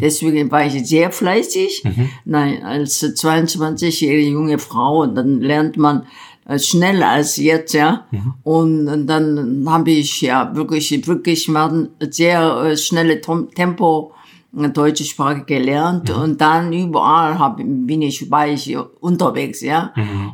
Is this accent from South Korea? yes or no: yes; South Korea; German is a second language; moved away as an adult; also born or lived in Bonn, Germany; now in Berlin, Germany; Wenn ich in Korea geblieben wäre